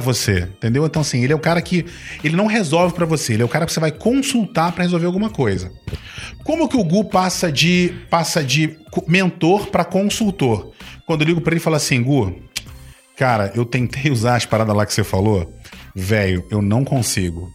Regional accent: Rio de Janeiro, Brazil; accent: carioca; Eu nasci no Rio

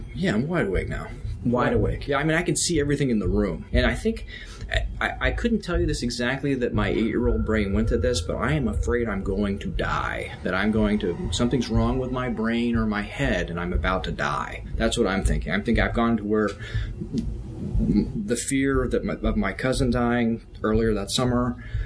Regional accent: Texas, United States; also born or lived in Virginia; I was born in Virginia, and uh, in 1969, and we moved to Texas in 1977

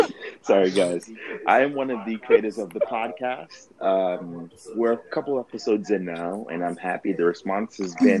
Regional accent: New York, United States; now in New Jersey, United States; Born and raised in New York, living in Jersey with my beautiful wife

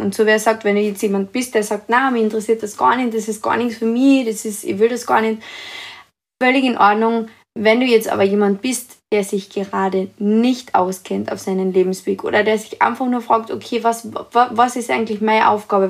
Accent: Carinthia, Austria; ich bin aus Österreich, aus Kärnten

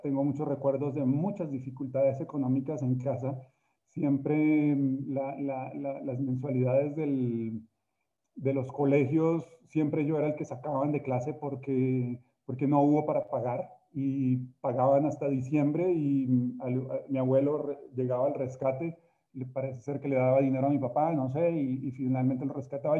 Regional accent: Colombia; moved away as an adult; now in Mexico; yo soy colombiano, tengo también el, honor de haber nacido, pues nací en una tierra hermosa como Colombia

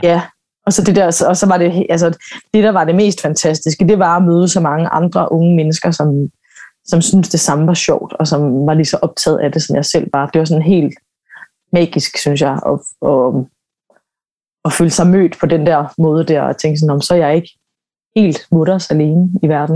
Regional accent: Aarhus, Central Denmark Region, Denmark; Jeg kommer fra Aarhus og startede sådan på en, på en amatørscene der sammen med en masse andre unge

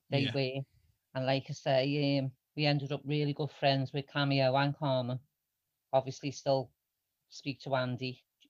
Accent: Huyton, North West England, United Kingdom; we're from Longview.

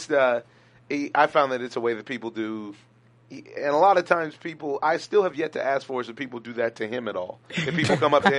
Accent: Orange County, California, United States; also born or lived in Los Angeles; now in San Gabriel Valley, United States; I'm from Orange County. I lived in Orange County for the longest time. Went to Canyon High School in Anaheim Hills. We were the Comanches. It was lovely. and now I reside in this lovely San Gabriel Valley.

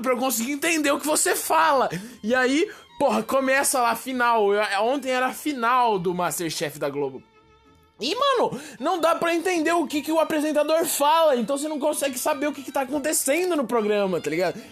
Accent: Brazil; eu sou brasileiro

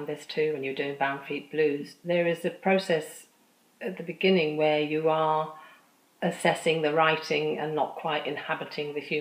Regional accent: England, United Kingdom; I was born in England. I am diaspora

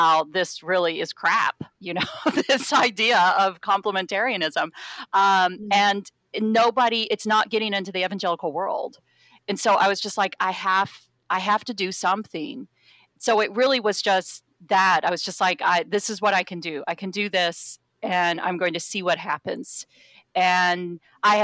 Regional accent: Waco, Texas, United States; the Waco Trib, which is my hometown newspaper

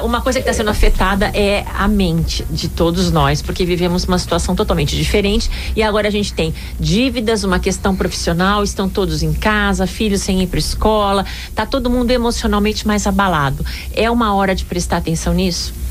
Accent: Brazil; Nós somos brasileiros

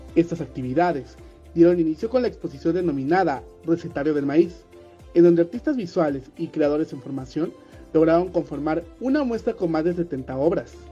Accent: Mexico; resaltar el maíz como parte de nuestra identidad como mexicanos y mexicanas

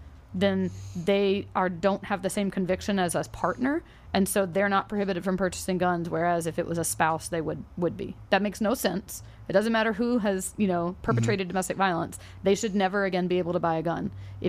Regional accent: the South, United States; I grew up in the South. All my uncles had guns and they were NRA members.

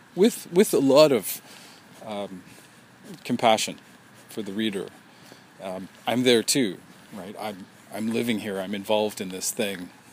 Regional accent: Vancouver, British Columbia, Canada; Vancouver, my hometown

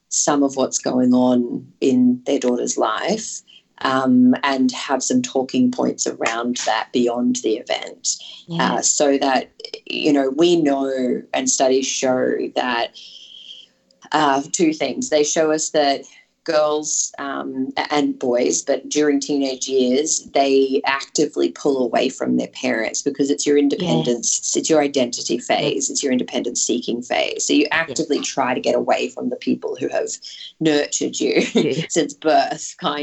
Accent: Yeppoon, Queensland, Australia; moved away; I'm from Yeppoon originally, up in central Queensland, small town on the coast.

